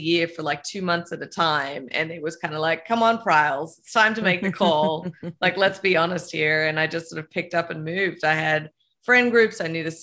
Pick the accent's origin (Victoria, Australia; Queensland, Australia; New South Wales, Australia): Victoria, Australia; Melbourne; moved away; I grew up in Australia in a pretty, you know, big city in Melbourne, 4 million people